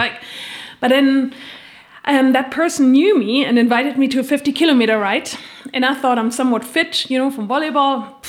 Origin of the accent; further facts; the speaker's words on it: Germany; moved away as an adult; also born or lived in United States / Spain / Australia / Switzerland; now in Bern, Switzerland; I'm originally from Germany